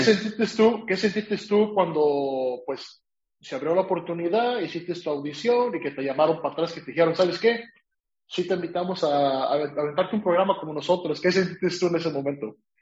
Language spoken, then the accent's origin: Spanish; Mexico; now in California, United States; yo soy de California, o sea, vivo en California, pero soy de México